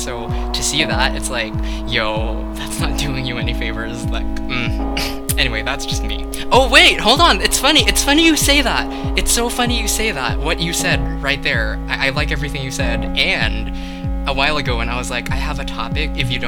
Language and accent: English; Philippines; Sorry, I don't know. I'm from the Philippines.